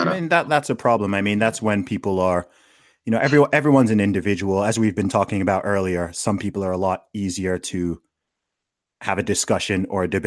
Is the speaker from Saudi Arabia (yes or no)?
yes; Saudi Arabia; maybe because I grew up in Saudi Arabia, so I grew up in the most Islamic country that exists.